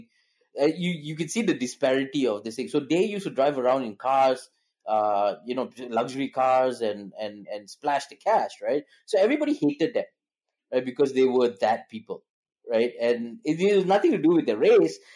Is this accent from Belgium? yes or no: no; Malaysia; also born or lived in South Shields, England; I'm Malaysian